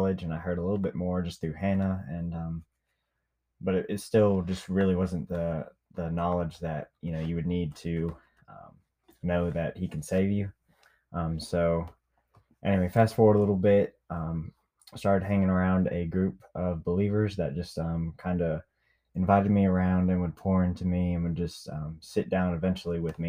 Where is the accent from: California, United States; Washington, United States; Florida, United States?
Florida, United States; Niceville; moved away; also born or lived in Memphis, Tennessee / Mississippi Delta; My hometown is Niceville, Florida.